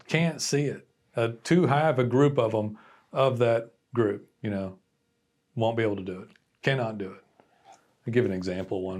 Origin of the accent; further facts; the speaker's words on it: Texas, United States; I'm Texan and I'm a business person